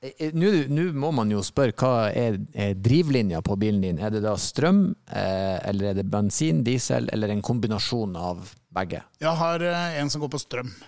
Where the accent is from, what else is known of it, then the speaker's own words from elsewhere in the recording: Northern Norway, Norway; moved away; I hvert fall hjemme i Nord-Norge.